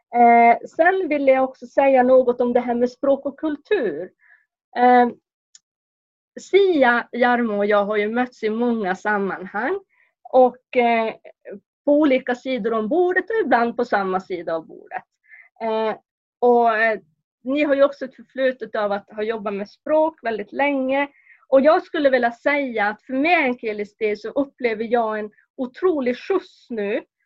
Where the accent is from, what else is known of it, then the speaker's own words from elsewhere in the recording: Kurkkio, near Lainio, Norrbotten County, Sweden; jag kommer från Kurka, en grannby till eh, Lainio